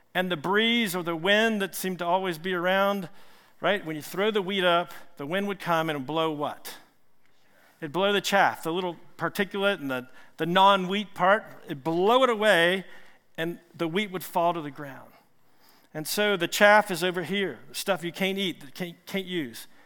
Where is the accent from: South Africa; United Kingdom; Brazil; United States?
United States; Richmond, Virginia; I'm from Richmond